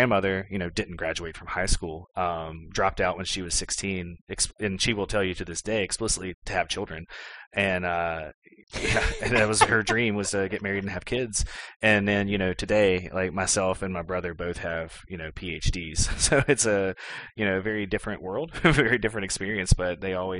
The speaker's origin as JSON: {"language": "English", "town": "Clifton Forge", "region": "Virginia", "country": "United States", "tie": "born or raised there", "also_born_or_lived": "Texas", "moved": "as an adult", "said": "I always tell people I'm from Clifton Forge, and we moved into Clifton Forge proper when I was like 13 or 14. But we actually lived in a tiny little community named Sharon, like probably a good 3 or 4 miles outside"}